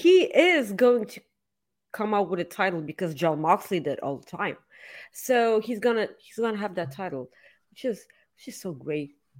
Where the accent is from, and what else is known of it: Bulgaria; accent: Bulgarian; English is a second language